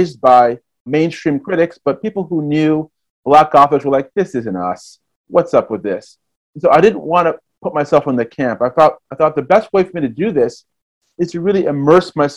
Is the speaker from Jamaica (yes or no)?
yes; Kingston, Jamaica; I was born in Kingston, Jamaica